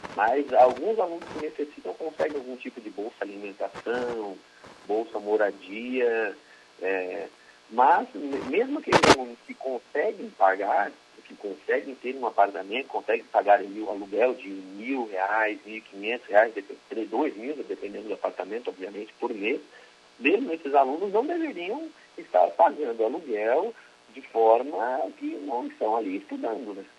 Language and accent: Portuguese; Criciúma, Santa Catarina, Brazil; Eu sou natural de Criciúma.